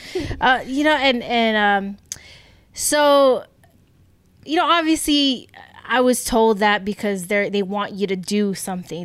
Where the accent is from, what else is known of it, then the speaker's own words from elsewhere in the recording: United States; we grew up in America